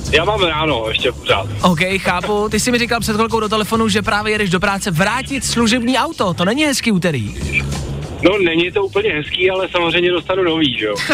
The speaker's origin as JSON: {"language": "Czech", "town": "Říkovice", "region": "Olomouc Region", "country": "Czechia", "said": "Z Říkovec."}